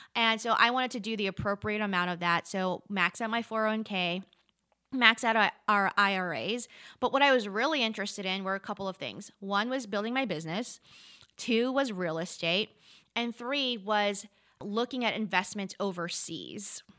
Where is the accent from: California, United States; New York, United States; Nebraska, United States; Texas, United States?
New York, United States; New York City; also born or lived in Charlotte, North Carolina; now in Asheville, United States; I grew up in New York City